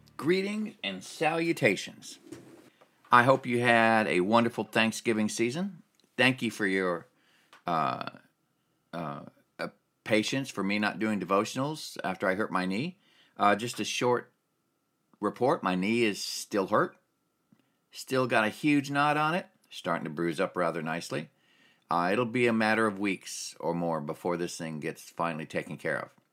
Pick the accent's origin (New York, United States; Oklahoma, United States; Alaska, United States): Alaska, United States; I grew up in Alaska